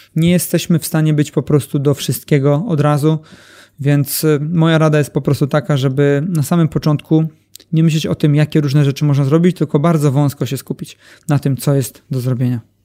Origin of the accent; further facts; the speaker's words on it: Elbląg, Warmian-Masurian Voivodeship, Poland; jestem z Elbląga